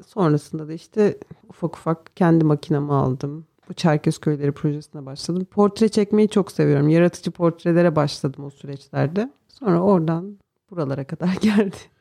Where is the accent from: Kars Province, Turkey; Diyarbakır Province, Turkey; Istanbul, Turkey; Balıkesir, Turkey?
Balıkesir, Turkey; Karaçalılık village, Manyas; Ben Karaçalık köyünde yani köyde büyüdüm. İlkokulu orada okudum.